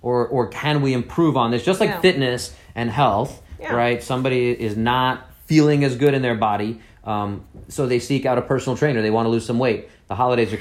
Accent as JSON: {"language": "English", "town": "New York City", "region": "New York", "country": "United States", "said": "I'm this guy from Brooklyn, New York"}